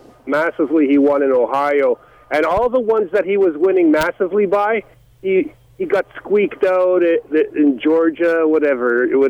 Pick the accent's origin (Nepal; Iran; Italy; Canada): Canada; I'm a proud Canadian.